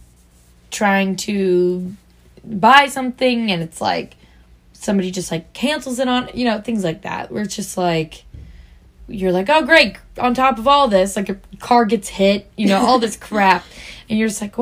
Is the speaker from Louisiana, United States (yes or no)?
no; Missouri, United States; We're from Missouri